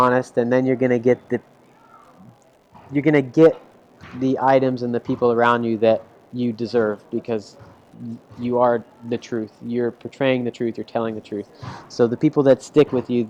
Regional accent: Dallas, Texas, United States; now in Orlando, United States; I'm a Dallas guy, born and raised in Texas, grew up in Dallas watching the Texas Rangers

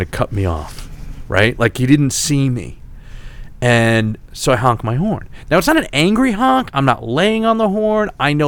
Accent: New York City, New York, United States; now in New Jersey, United States; I'm from Staten Island, Shaolin

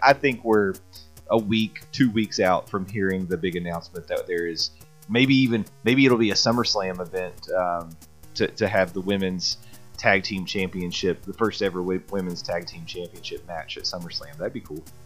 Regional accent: the South, United States; growing up in the South

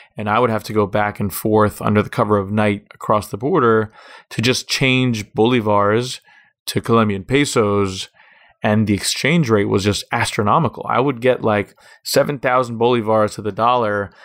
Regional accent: Miami Beach, Florida, United States; also born or lived in Jerusalem; I grew up here on Miami Beach, Florida.

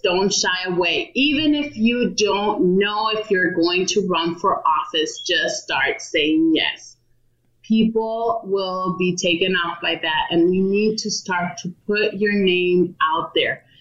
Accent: Douglas, Arizona, United States; also born or lived in Agua Prieta, Sonora, Mexico; now in Phoenix, United States; I'm originally from southern Arizona, from a border town, uh, Douglas and Agua Prieta. I was born in Douglas, raised between the two cities.

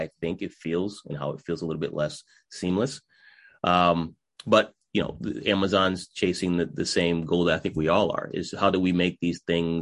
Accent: New England, United States; I'm from New England, we talk faster than most.

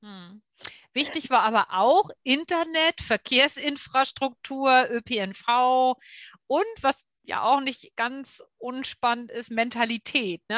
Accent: Hamburg, Germany; ist auch Hamburg, ne, meine Heimat

